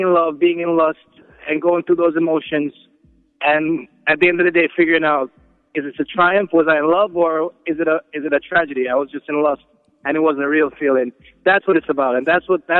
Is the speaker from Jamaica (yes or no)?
yes; Jamaica; moved away as an adult; now in New York City, United States; I'm from Jamaica, but I'm spending my last 10 years or so in New York City